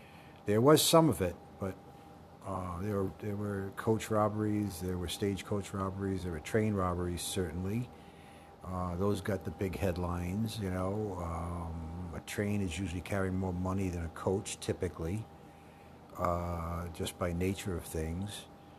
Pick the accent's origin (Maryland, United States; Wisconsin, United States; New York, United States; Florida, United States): New York, United States; South Fork; in South Fork, the town that I live and have been from. I was born in New York City.